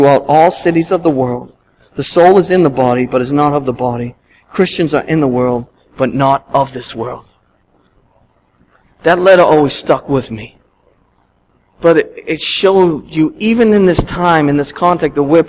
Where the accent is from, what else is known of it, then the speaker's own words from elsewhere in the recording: Boston, Massachusetts, United States; being a Bostonian all my life